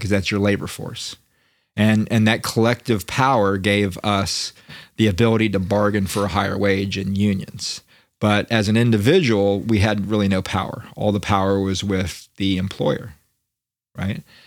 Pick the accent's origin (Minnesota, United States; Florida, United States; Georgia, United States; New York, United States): Florida, United States; Daytona Beach; moved away; I grew up in Daytona Beach